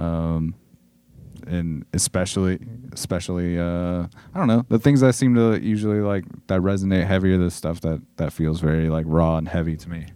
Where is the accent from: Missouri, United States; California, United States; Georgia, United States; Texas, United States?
California, United States; Southern; growing up in Southern California in the, in the nineties and early two thousands.